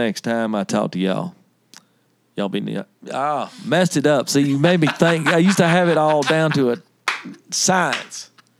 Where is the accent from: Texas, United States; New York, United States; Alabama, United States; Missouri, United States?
Alabama, United States; accent: Southern; Well, I'm from Alabama too.